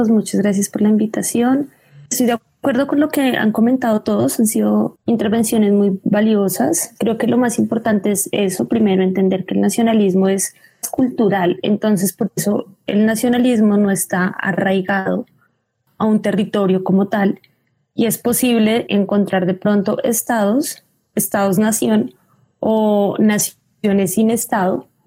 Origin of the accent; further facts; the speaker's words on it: Colombia; un estado como el colombiano, me remito otra vez a, nosotros